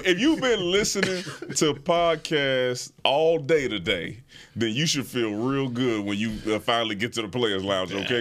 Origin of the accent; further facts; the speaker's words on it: Houston, Texas, United States; I'm from Houston